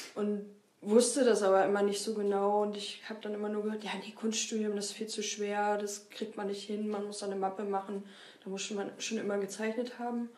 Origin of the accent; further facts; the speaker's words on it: Lüneburg, Lower Saxony, Germany; moved away as an adult; also born or lived in Weimar; now in Leipzig, Germany; ursprünglich komme ich aus Lüneburg